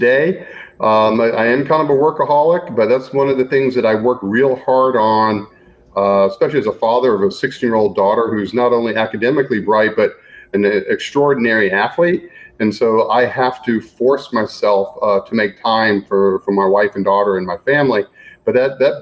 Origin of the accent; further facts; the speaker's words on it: Gainesville, Florida, United States; moved away as an adult; also born or lived in Washington, D.C.; I grew up in Gainesville, Florida